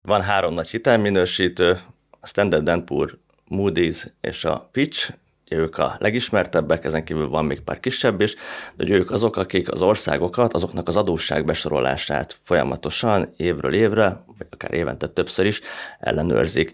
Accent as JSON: {"language": "Hungarian", "country": "Hungary", "said": "magyarként, meg magyar befektetőként"}